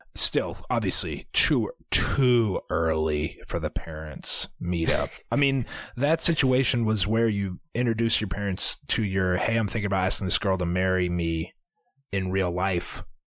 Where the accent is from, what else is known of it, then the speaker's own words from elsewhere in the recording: Iowa, United States; we are from Iowa, but we don't know anything about farms.